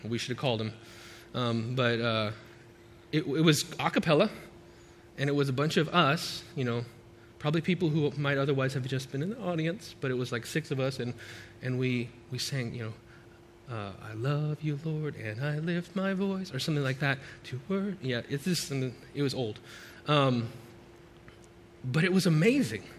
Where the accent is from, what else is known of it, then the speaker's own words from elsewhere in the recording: United States; speaks English because I'm American